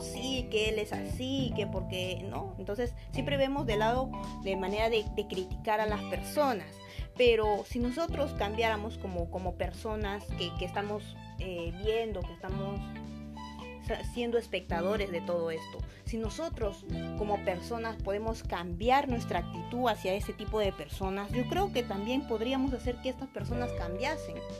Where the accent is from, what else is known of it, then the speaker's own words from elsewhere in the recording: Peru; nos dejan mal como peruanos